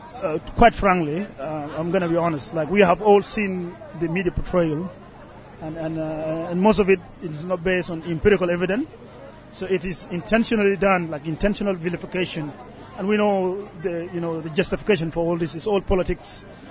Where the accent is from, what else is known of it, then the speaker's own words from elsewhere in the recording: Australia; Like, you know, we're all Australian. That's what counts. We're all Australian.